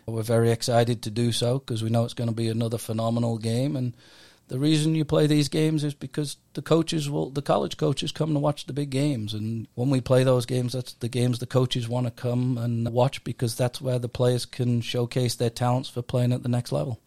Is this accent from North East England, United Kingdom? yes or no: yes; Middlesbrough, North East England, United Kingdom; also born or lived in Leeds; now in United States; I'm from Middlesbrough in England